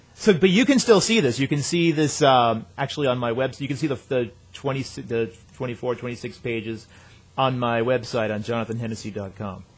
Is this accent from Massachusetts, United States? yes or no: yes; outside Boston, Massachusetts, United States; moved away as an adult; also born or lived in Syracuse, New York; I grew up outside Boston